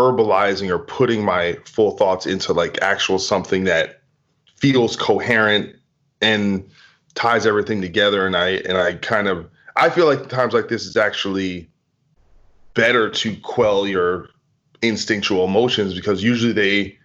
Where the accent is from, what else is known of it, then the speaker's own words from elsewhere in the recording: New Jersey, United States; now in Los Angeles, United States; I'm from New Jersey and I'm from the two, and I live in LA now